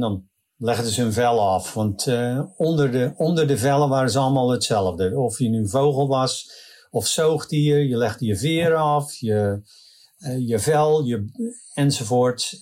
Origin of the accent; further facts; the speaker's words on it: Netherlands; now in California, United States; ik voel me nog steeds in hart en ziel Nederlander